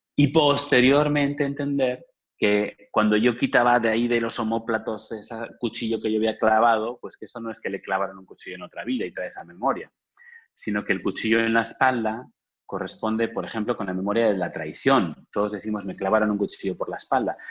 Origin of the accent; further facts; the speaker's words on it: Spain; moved away as an adult; now in Cancún, Mexico; desde España, yo trabajaba, soy español